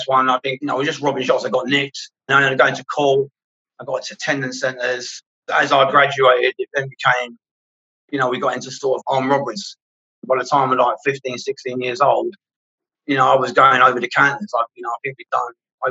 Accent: London, United Kingdom; I grew up in Camden Town

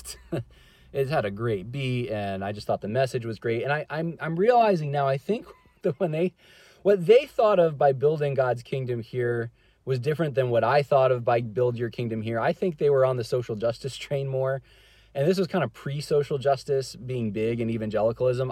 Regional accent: California, United States; moved away; originally, I'm actually from California

